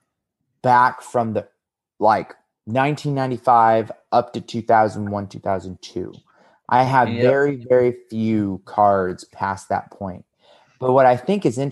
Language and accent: English; Las Vegas, Nevada, United States; I am from Vegas